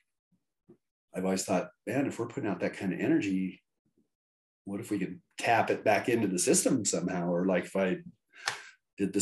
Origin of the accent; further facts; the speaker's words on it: Evergreen, Colorado, United States; born and raised in Evergreen, Colorado